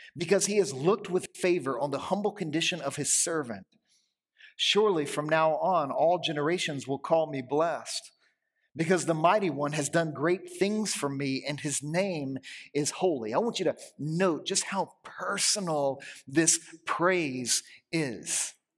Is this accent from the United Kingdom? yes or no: no; Louisiana, United States; moved away; I grew up in Louisiana